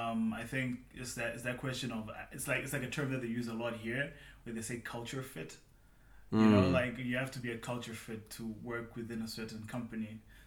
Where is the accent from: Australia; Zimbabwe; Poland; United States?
Zimbabwe; whenever I go back home to Zimbabwe and I'm talking to people, and I'm like, just talking, I'm not even thinking, I'm just talking.